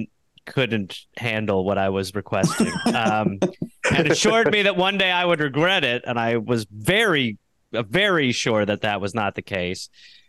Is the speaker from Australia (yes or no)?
no; United Kingdom; I'm British.